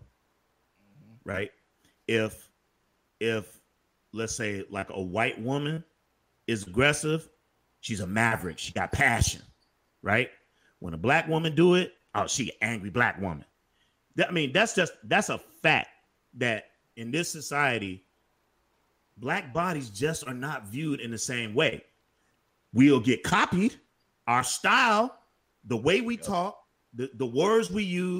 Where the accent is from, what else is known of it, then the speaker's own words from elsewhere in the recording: Chicago, Illinois, United States; I'm from Chicago